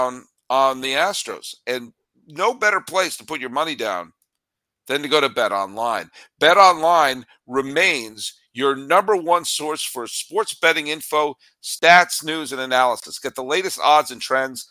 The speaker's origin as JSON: {"language": "English", "area": "outside of Boston", "region": "Massachusetts", "country": "United States", "tie": "born or raised there", "also_born_or_lived": "New York", "moved": "yes", "lives_now": "California, United States", "said": "I grew up outside of Boston"}